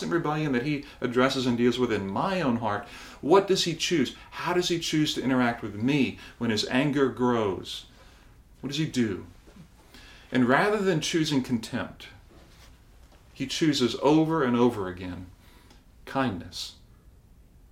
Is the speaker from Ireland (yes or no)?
no; Barbados; I think back to my childhood, and I remember in growing up in Barbados